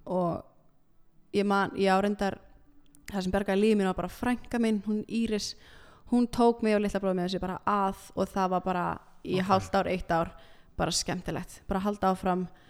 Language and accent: Icelandic; Iceland; also born or lived in Milan, Italy; ég fættist á Ítalju